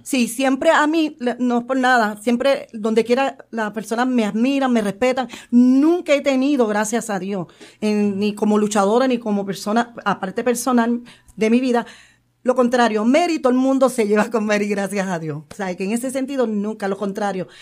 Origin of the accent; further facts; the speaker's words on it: San Juan, Puerto Rico; soy de Barrio Obrero, nacida y criada con orgullo